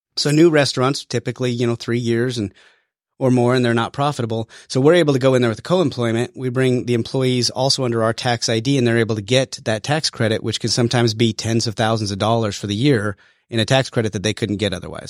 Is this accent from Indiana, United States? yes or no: no; Wyoming, United States; moved away as an adult; now in Georgia, United States; I was born and raised in Wyoming